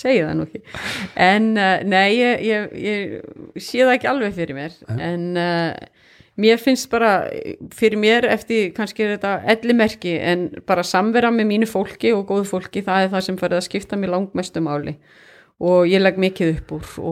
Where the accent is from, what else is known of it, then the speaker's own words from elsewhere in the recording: Kópasker, Northeastern Region, Iceland; also born or lived in Hong Kong / Singapore; now in Akureyri, Iceland; ég kem frá Kópaskeri, ég kem ekkert frá Norðuþingi